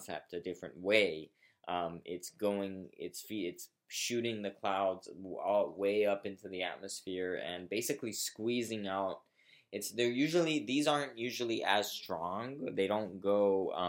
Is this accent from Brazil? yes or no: yes; Brazil; I grew up in Brazil